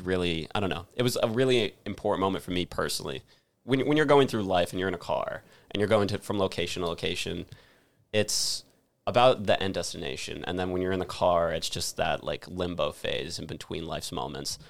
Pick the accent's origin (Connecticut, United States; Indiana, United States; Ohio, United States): Connecticut, United States; Avon; my hometown in Avon, Connecticut